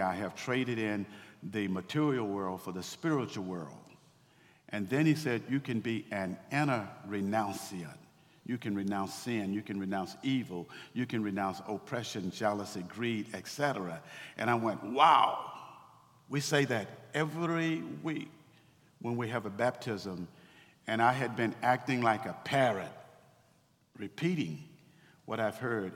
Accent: Waco, Texas, United States; I grew up in Waco, Texas uh, in the 1960s

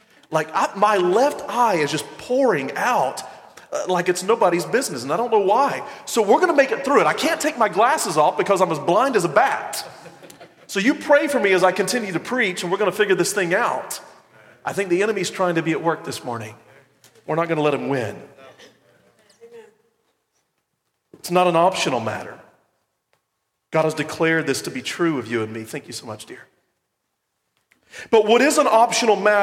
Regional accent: the South, United States; I'm from the South

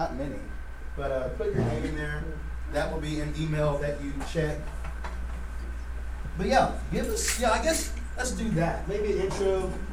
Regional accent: Chattanooga, Tennessee, United States; also born or lived in Birmingham, Alabama; I'm originally from Chattanooga, Tennessee, born in Birmingham, Alabama.

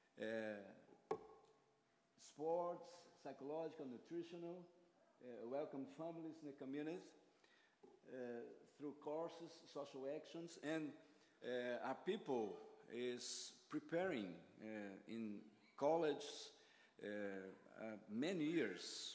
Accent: Brazil; accent: Brazilian; English is a second language; I'm Brazilian. And my accent is is Brazilian, of course

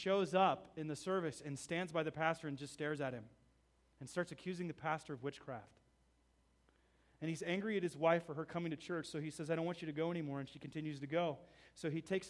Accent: United States; Being an American there

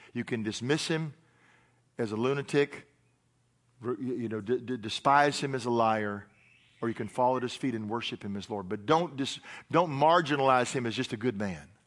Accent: Tennessee, United States; I'm from Tennessee

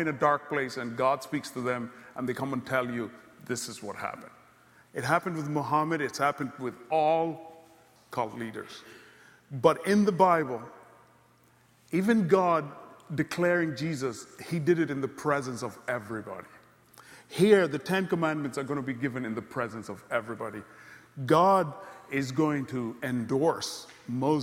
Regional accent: Kenya; moved away; also born or lived in Congo; I grew up in Ziwani and all these places.

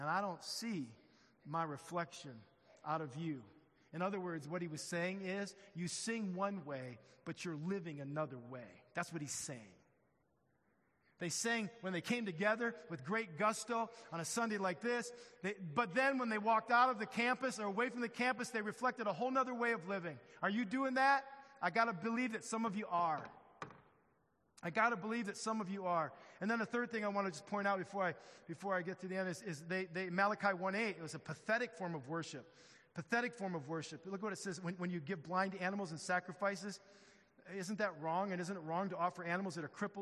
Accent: Midwest, United States; I'm from the Midwest

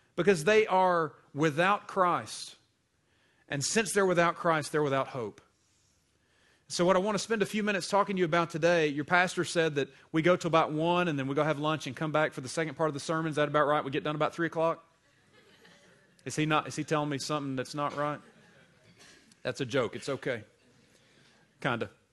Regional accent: Greenville, South Carolina, United States; moved away; I grew up in Greenville, South Carolina, the northwestern corner of the state

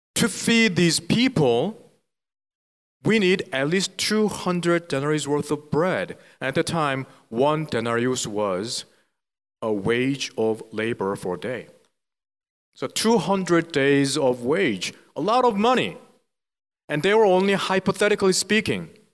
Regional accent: South Korea; English is a second language; moved away as an adult; now in Philadelphia, United States; I was born and raised in South Korea

